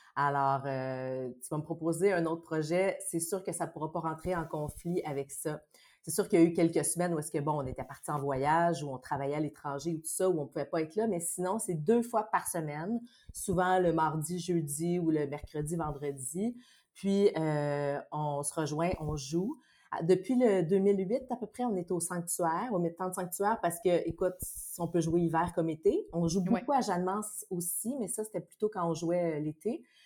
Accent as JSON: {"language": "French", "town": "Saint-Bruno-de-Montarville", "region": "Quebec", "country": "Canada", "said": "moi, je viens de Saint-Bruno, de la rive sud de Montréal"}